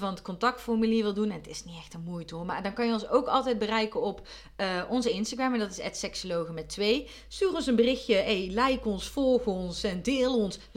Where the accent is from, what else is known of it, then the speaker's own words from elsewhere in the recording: North Brabant, Netherlands; Terwijl als Brabander ben je gewoon echt gewend om dat te